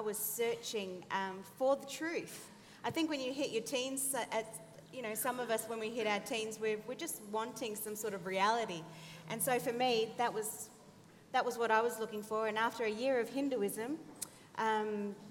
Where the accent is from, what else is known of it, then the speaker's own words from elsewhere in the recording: Australia; moved away as an adult; also born or lived in Sheffield, England; now in England; I am first-generation Australian. My parents are Chilean and left Chile in 69. And so I was born in Australia